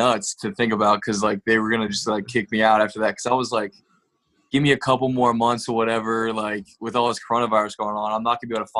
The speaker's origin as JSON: {"language": "English", "town": "Fort Mill", "region": "South Carolina", "country": "United States", "tie": "born or raised there", "moved": "yes", "lives_now": "Kernersville, United States", "said": "So, yeah, I grew up in Fort Mill. My parents live right outside Winston-Salem right now."}